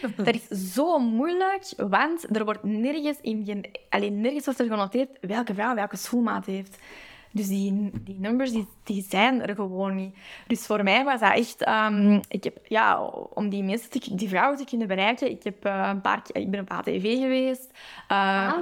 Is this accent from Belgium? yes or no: yes; Antwerp, Flanders, Belgium; mijn thuisstad